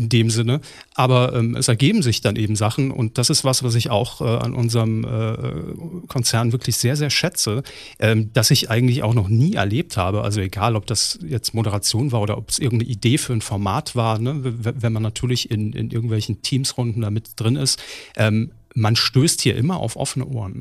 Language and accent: German; Saarland, Germany; moved away; Saarland, in meiner Heimat